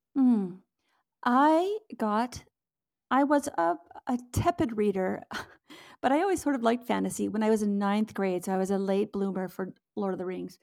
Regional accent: West Coast, United States; now in Minnesota, United States; I'm actually from the West Coast.

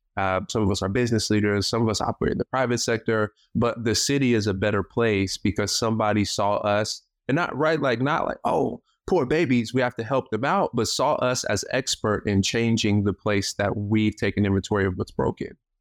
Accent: Tacoma, Washington, United States; I'm from Tacoma, born and raised in Tacoma, uh, won't be leaving Tacoma anytime soon.

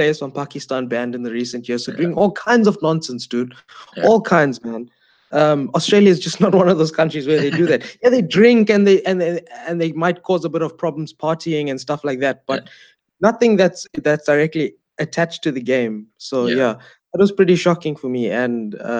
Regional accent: South Africa; as a South African

